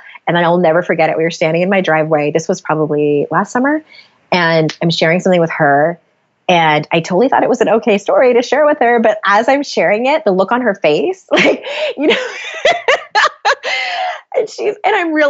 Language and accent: English; San Diego, California, United States; moved away as an adult; now in Utah, United States; we moved from San Diego, where both my husband and I were born and raised. We moved to Utah.